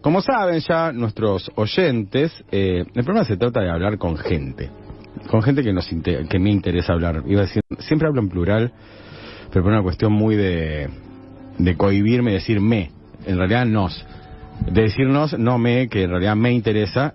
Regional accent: Rosario, Santa Fe, Argentina; se nota que soy demasiado rosarino.

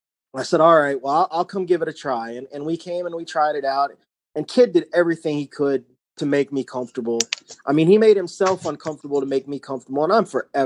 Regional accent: North Carolina, United States; My entire family, except for, you know, me and my mom, were from Ohio. I'm from North Carolina.

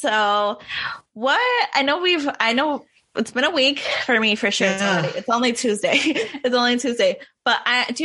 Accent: Wisconsin, United States; I'm from Wisconsin. I did this during my childhood

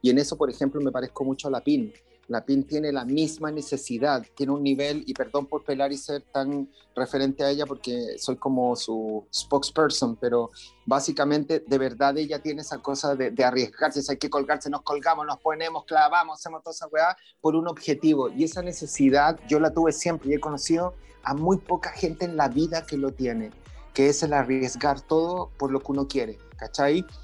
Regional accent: Medellín, Antioquia, Colombia; also born or lived in Chile; nosotros nos fuimos de Chile el 73 y nos fuimos a vivir, yo recién nacido, a Colombia, a Medellín, donde vivimos por casi 10 años.

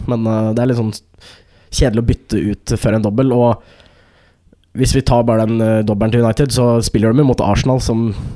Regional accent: Skarnes, Innlandet, Norway; moved away; jeg var jo hjemme på Skarnes. Dette er mm. snakk om en liten bygd eh, med 2000 innbyggere.

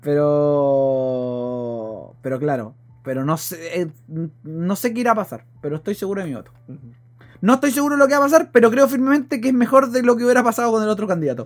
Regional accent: Calera, Chile; yo soy de Calera, literalmente

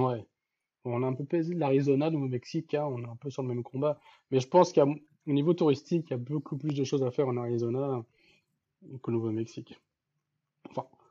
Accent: France; en tant que Français

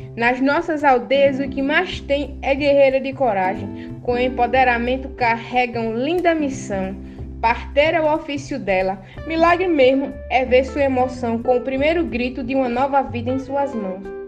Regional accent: Brazil; Eu sou potiguara

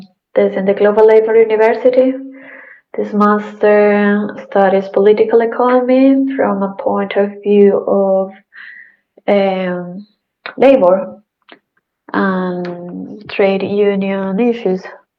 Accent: Colombia; moved away as an adult; now in Berlin, Germany; I am from Colombia, but I've been living in Berlin for a couple of years.

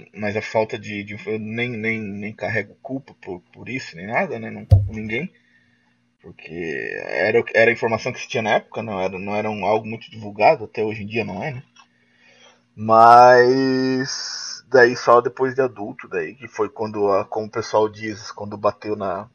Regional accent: Joinville, Santa Catarina, Brazil; Sou daqui da, da cidade de Joinville, Santa Catarina.

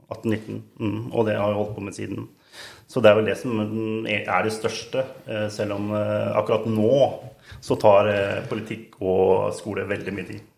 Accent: Siljan, Telemark, Norway; also born or lived in Skien; Barndommen var i Siljan

